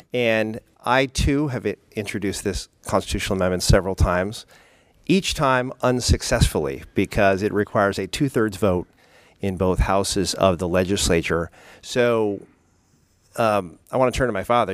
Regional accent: South San Francisco, California, United States; my hometown of South San Francisco

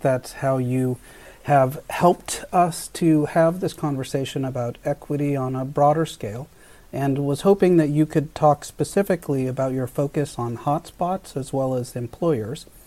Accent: Delano, California, United States; I was born in Delano in the middle of the farm workers movement

